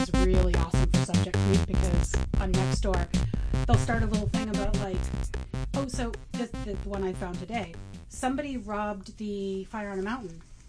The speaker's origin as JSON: {"language": "English", "town": "San Francisco", "region": "California", "country": "United States", "tie": "born or raised there", "moved": "yes", "lives_now": "Portland, United States", "said": "I was born here in Portland, but I grew up in San Francisco."}